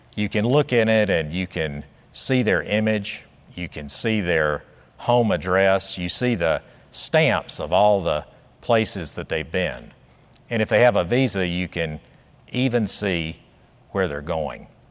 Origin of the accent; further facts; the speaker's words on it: South Carolina, United States; I grew up in South Carolina in the nineteen sixties